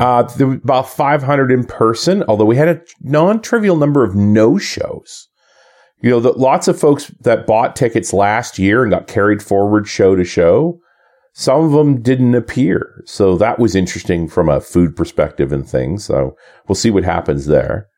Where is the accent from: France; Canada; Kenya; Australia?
Canada; coming back to Canada as a Canadian